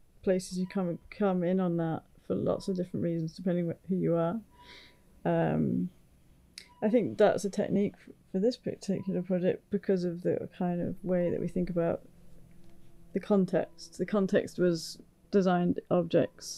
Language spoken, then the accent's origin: English; United Kingdom; now in Chicago, United States; being British